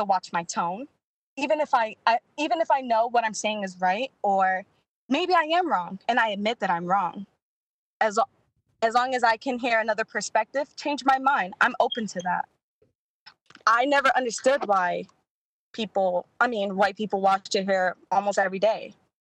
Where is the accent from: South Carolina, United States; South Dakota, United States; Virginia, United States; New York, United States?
New York, United States; New York City; moved away as an adult; I'm from Brooklyn, New York.